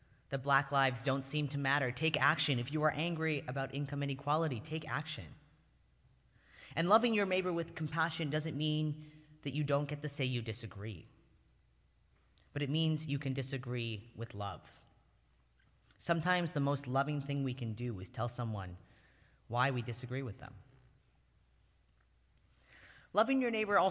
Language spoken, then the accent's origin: English; Canada; moved away as an adult; now in United States; I was born and lived for the first 18 years of my life in Canada